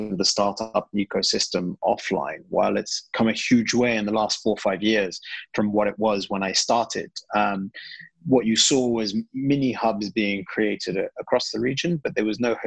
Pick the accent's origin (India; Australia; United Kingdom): United Kingdom; moved away as an adult; also born or lived in Iraq; I'm originally British Iraqi. Both my parents are Iraqi, and I was brought up in the UK, studied there and spent most of my life there